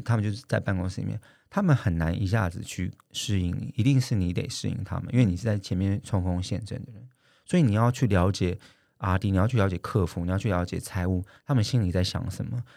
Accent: Taiwan; 我们台湾人

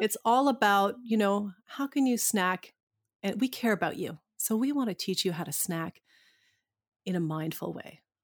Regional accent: Canada; we're, we're Canadian

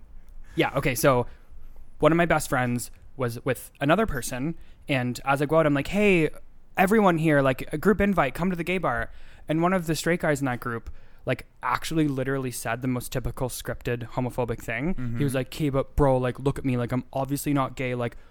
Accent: Sudbury, Ontario, Canada; moved away; I think I've said I'm from Sudbury before.

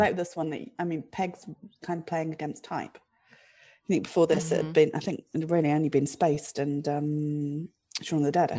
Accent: Somerset, South West England, United Kingdom; now in London, United Kingdom; I grew up about an hour away from Wells, where it was filmed. And so I'm from Somerset, as you can tell by my accent.

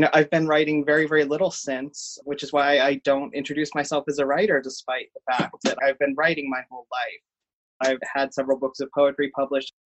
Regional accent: Cincinnati, Ohio, United States; I am born and raised in Cincinnati, Ohio.

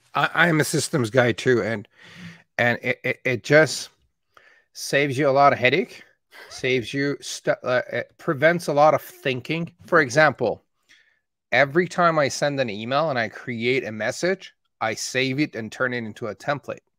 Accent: Calgary, Alberta, Canada; born or raised there; also born or lived in Tehran, Iran

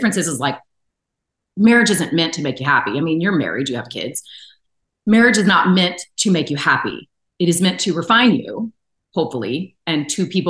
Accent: Atlanta, Georgia, United States; I'm from Atlanta

